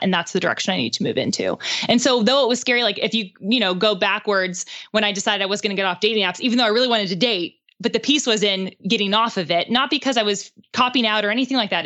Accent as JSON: {"language": "English", "town": "Pittsburgh", "region": "Pennsylvania", "country": "United States", "tie": "born or raised there", "moved": "as an adult", "lives_now": "Nashville, United States", "said": "Pittsburgh, which is where I'm from"}